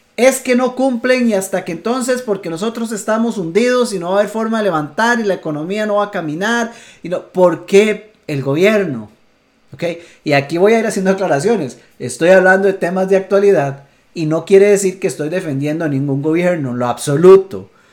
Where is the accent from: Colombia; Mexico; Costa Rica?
Costa Rica; Costa Rica, en mi país